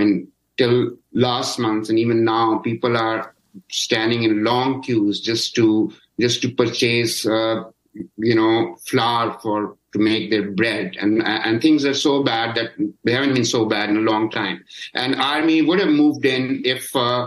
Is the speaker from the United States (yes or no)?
no; Pakistan; as a Pakistani